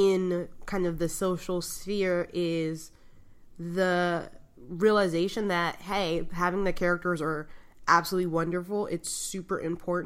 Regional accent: New York City, New York, United States; I'm from the Bronx

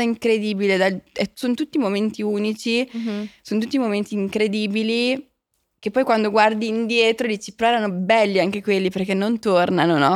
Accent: Milan, Lombardy, Italy; moved away; io sono cresciuta a Milano

